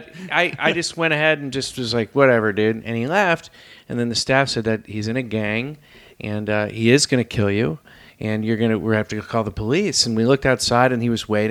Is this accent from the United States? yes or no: yes; San Francisco Bay Area, California, United States; I'm from the Bay Area